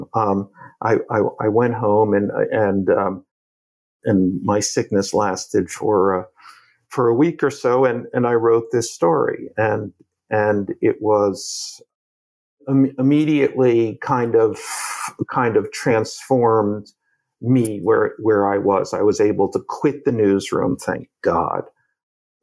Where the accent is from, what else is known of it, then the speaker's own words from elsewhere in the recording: New Jersey, United States; moved away; I grew up in New Jersey